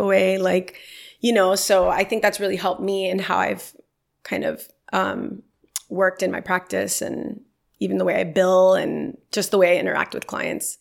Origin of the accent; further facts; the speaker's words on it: Miami, Florida, United States; growing up in Miami, which is where I'm from